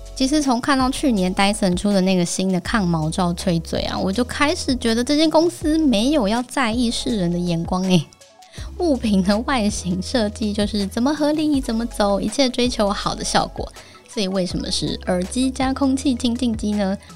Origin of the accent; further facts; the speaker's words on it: Kaohsiung, Taiwan; 身为高雄人， 我真的是从小就非常珍惜干净的呼吸啊